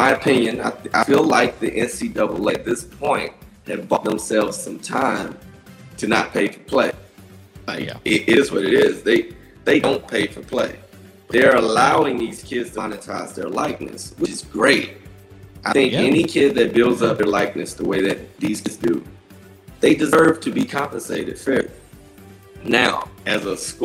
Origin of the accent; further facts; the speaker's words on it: Folkston, Georgia, United States; moved away; I grew up in Folkston